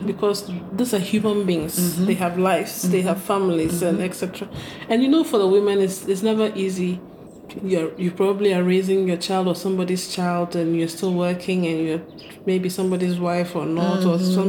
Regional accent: Ghana; as Ghanaian women

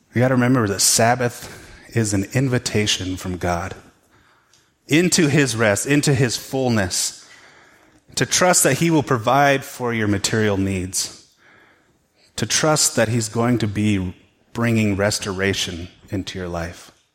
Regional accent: United States

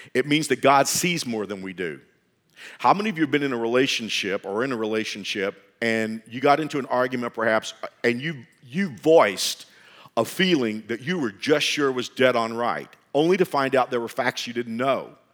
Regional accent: Fort Worth, Texas, United States; I grew up in Fort Worth

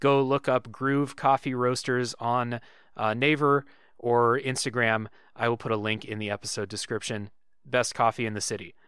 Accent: United States; I'm an American

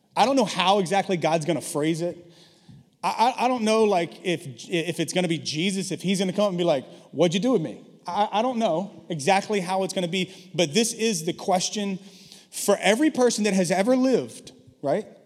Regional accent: the South, United States; now in San Francisco, United States; I grew up in the South.

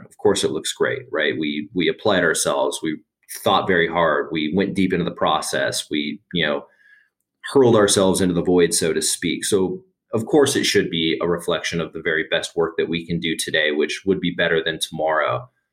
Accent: Las Vegas, Nevada, United States; now in Denver, United States; I'm originally from Las Vegas, Nevada, but I've been in Denver uh, in excess of ten years at this point

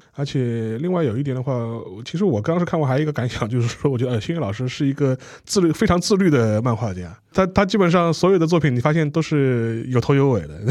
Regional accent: China; 我们中国人

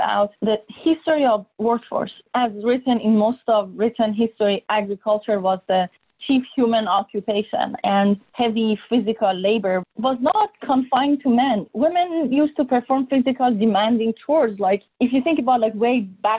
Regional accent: Iran; moved away; I grew up in Iran during war between Iran and Iraq

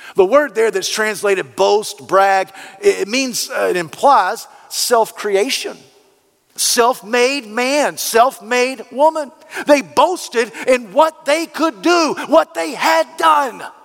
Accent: United States; We, as the American culture

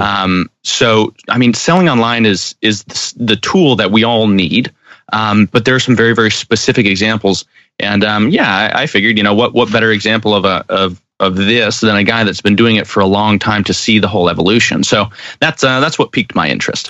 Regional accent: Arizona, United States; born and bred in Arizona.

